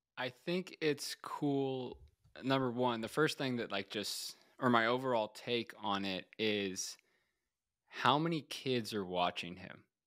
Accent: Tampa, Florida, United States; Bucks are my hometown team

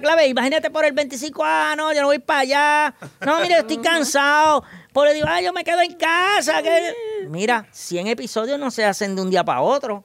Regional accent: San Germán, Puerto Rico; Yo soy del área de San Germán y Guánica es mi pueblo vecino

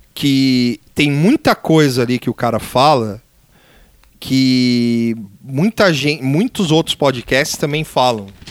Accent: Brazil; A gente como brasileiro

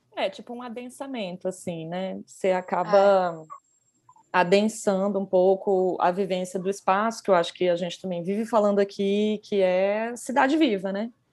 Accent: Goiás, Brazil; now in São Paulo, Brazil; A gente é do Goiás

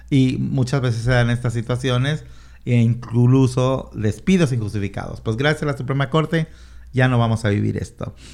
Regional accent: Mexico; now in Washington, United States

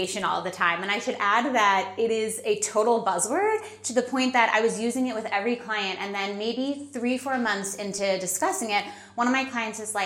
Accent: New York City, New York, United States; we're American and New Yorkers

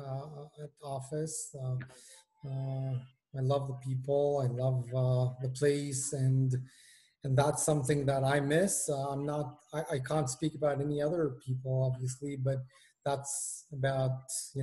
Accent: Israel; moved away as an adult; now in London, United Kingdom; Originally, I come from Israel, and I've just migrated to London.

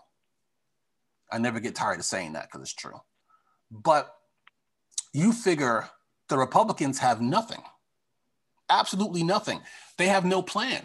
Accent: Long Island, New York, United States; moved away; I'm from Long Island

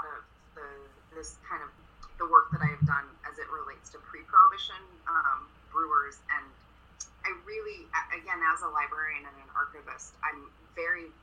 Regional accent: Eugene, Oregon, United States; I grew up in Eugene, which is about 45 minutes to an hour south of where I am now.

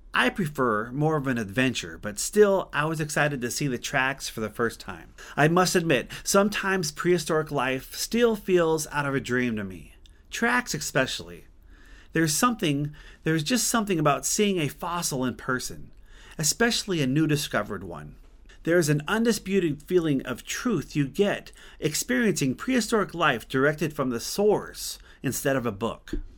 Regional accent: Glendive, Montana, United States; my hometown of Glendive, Montana

